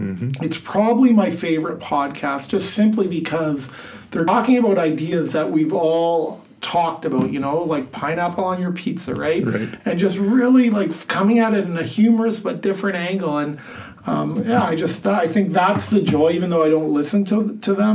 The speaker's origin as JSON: {"language": "English", "country": "Canada", "moved": "yes", "lives_now": "Iowa, United States", "said": "I like being Canadian"}